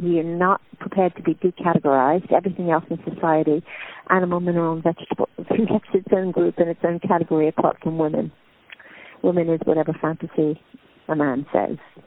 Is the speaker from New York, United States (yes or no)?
yes; New York, United States; moved away as an adult; now in London, United Kingdom; I'm from New York originally, although I've lived my whole adult life in the UK, mostly in London